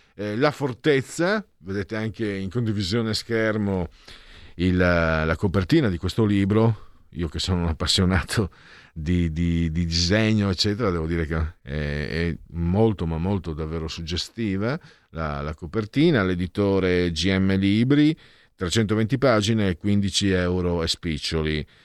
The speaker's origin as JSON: {"language": "Italian", "country": "Italy", "also_born_or_lived": "Friuli-Venezia Giulia / Veneto", "said": "Io poi che vengo de, da quelle zone lì, no? sono, sono, metà friulano, metà veneto"}